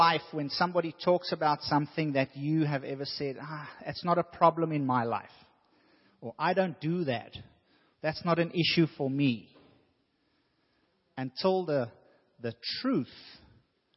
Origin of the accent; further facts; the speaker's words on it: South Africa; moved away; When I was growing up in South Africa